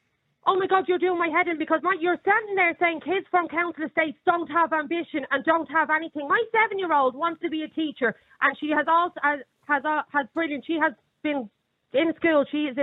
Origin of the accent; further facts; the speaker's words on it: Lucan, Leinster, Ireland; moved away as an adult; I am from Lucan, born and bred in Lucan, in a private estate. I moved out of Lucan 13 years ago and I moved down the country. I am now living in a council estate.